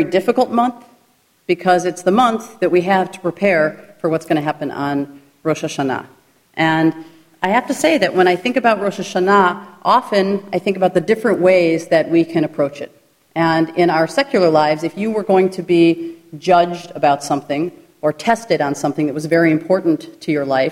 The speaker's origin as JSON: {"language": "English", "town": "Glencoe", "region": "Illinois", "country": "United States", "tie": "born or raised there", "also_born_or_lived": "Jerusalem", "said": "I grew up in the Reform community in Chicago"}